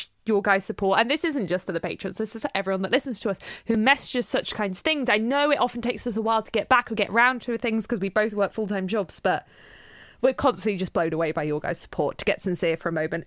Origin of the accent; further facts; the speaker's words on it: United Kingdom; We're glad we're brought on this shitty, shitty island. Makes our accents cute.